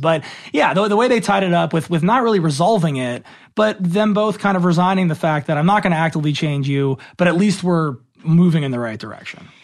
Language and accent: English; Los Angeles, California, United States; born and raised in Los Angeles